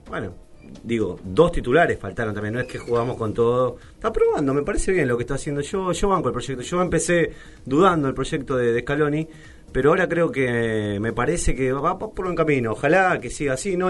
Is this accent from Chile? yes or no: no; Santiago del Estero, Argentina; moved away; soy de Santiago, puedo soportar calor mucho más calor